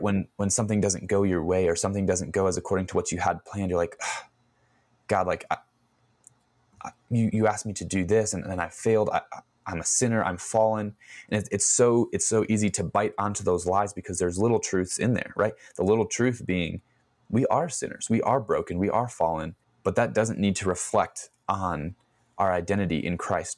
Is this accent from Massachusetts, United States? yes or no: no; Chicago, Illinois, United States; I was born and raised in Chicago